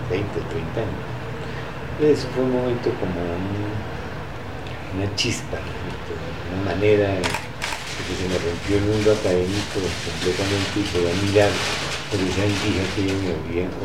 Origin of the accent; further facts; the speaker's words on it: Bogotá, Colombia; en Chocotá, en La calle donde yo nací.